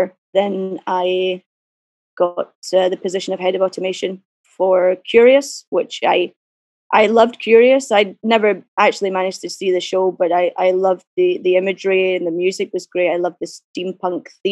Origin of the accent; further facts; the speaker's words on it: Glasgow, Scotland, United Kingdom; I grew up in Glasgow